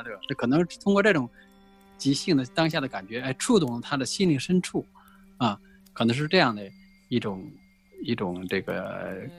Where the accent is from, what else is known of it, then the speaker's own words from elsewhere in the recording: Guizhou, China; born there; 贵州啊，它又有龙吟的感觉，那个那个感觉啊，也可能啊是神秘的声音啊，所以所以我是出生在那个地方，然后从小我是。